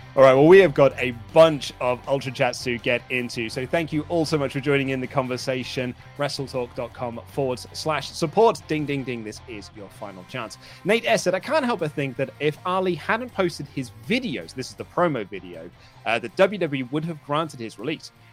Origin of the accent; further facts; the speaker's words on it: United Kingdom; I'm British